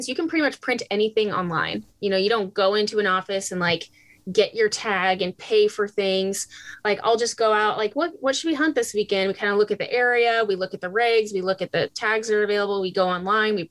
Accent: Idaho, United States; moved away as an adult; now in Alaska, United States; growing up in Idaho, I had lots of brothers

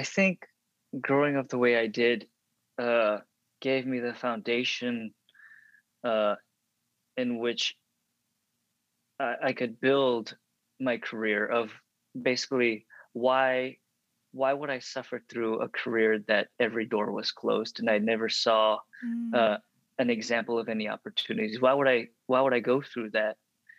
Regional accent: Dallas, Texas, United States; So at the time, growing up in the Dallas area, if you look at any JCPenney or Dillard's catalog from like the late 80s to early 90s, if there's an Asian kid in there, that's me.

